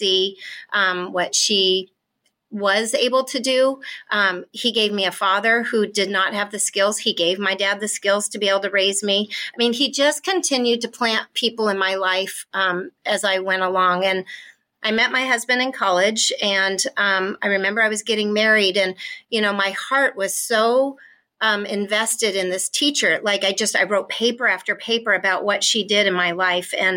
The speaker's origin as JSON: {"language": "English", "region": "Washington", "country": "United States", "tie": "born or raised there"}